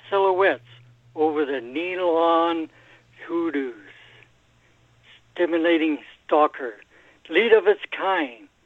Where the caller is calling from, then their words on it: Edmonton, Alberta, Canada; Oh yeah, I'm up here. Uh, I live outside Edmonton, Alberta, Canada.